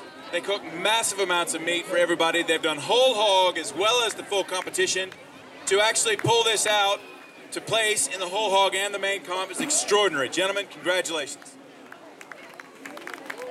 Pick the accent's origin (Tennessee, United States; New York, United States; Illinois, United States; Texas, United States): Tennessee, United States; now in Australia; I'm a boy from Tennessee